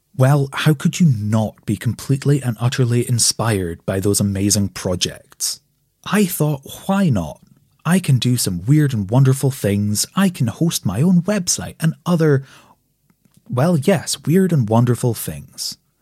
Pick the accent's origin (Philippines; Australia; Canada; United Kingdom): United Kingdom; Scotland; I'm Scottish